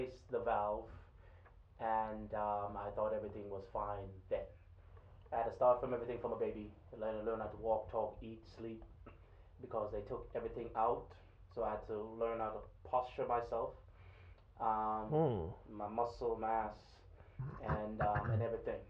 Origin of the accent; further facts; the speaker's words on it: Kingston, Jamaica; now in United States; I was born and raised in Kingston, Jamaica